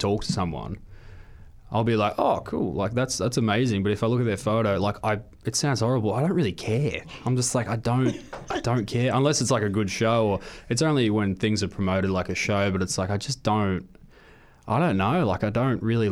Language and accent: English; Maitland, New South Wales, Australia; my hometown, Maitland